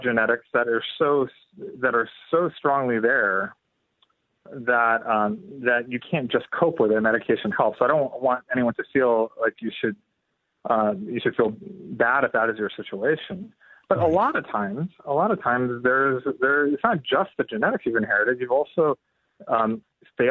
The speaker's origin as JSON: {"language": "English", "country": "India", "moved": "yes", "lives_now": "United States", "said": "I'm Indian, and I'm an immigrant"}